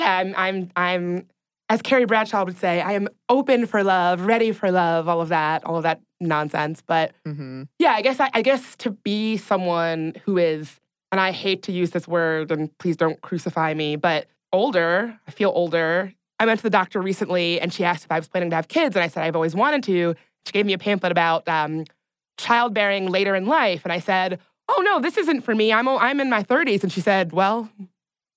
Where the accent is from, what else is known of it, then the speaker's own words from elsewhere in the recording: the South, United States; growing up in the South